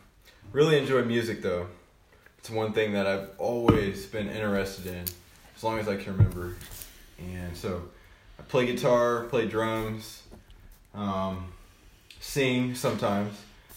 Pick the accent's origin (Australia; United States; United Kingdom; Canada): United States; Moberly, Missouri; born there; I was born in Moberly.